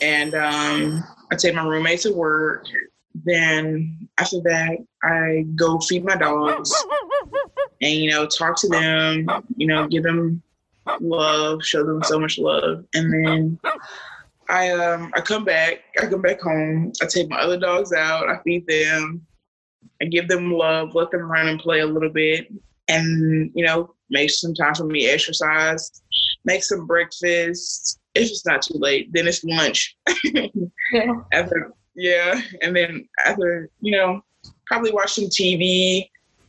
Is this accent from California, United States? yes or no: no; Durham, North Carolina, United States; I am from Durham, North Carolina